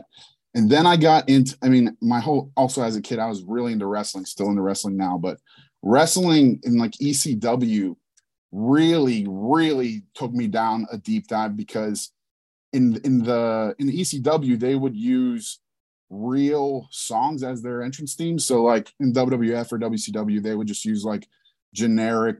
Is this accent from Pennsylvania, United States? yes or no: yes; Pittsburgh, Pennsylvania, United States; also born or lived in High Point, North Carolina; I'm from Pittsburgh, PA, but I was born in High Point, North Carolina. So I lived in North Carolina for the first six years of my life